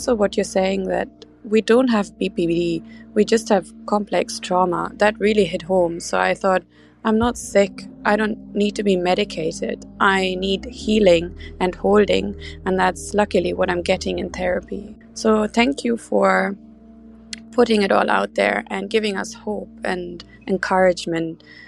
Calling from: Amsterdam, North Holland, Netherlands; I'm calling from Amsterdam in Europe

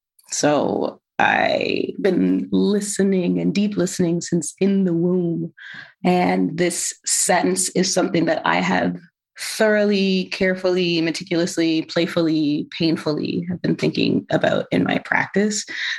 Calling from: Toronto, Ontario, Canada; I use she, her pronouns. And I'm calling in from Tacaronto, Dish With One Spoon Treaty Territory, the original lands of the Anishinaabe, Haudenosaunee, Hero Wendat, Mississauga is the new credit.

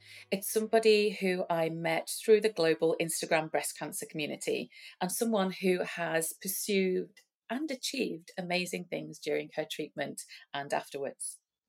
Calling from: New South Wales, Australia; I'm on the east coast of New South Wales.

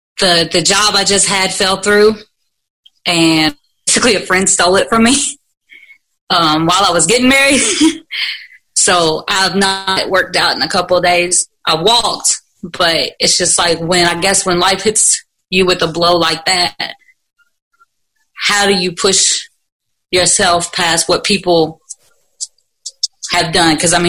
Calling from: Louisville, Kentucky, United States; Louisville, Kentucky.

